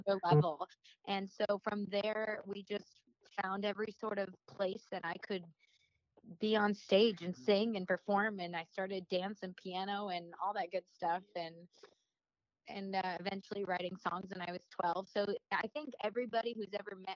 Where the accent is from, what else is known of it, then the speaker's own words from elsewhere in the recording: Janesville, Wisconsin, United States; also born or lived in Coral Springs, Florida; I lived in Florida for all of 2 weeks, and then we moved back to Wisconsin